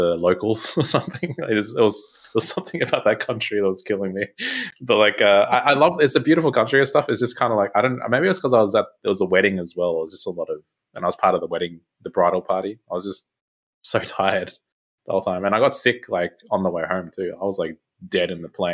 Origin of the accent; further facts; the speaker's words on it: Australia; I'm Aussie